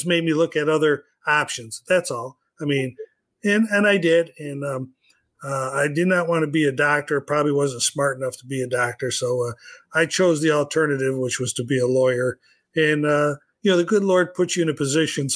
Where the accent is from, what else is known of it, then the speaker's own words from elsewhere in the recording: New York, United States; moved away; I'm originally from New York